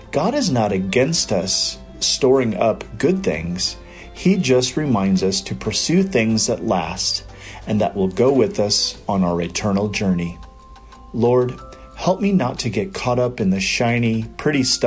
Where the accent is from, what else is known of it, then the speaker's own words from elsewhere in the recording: Iowa, United States; moved away; also born or lived in Albuquerque, New Mexico; Growing up in Iowa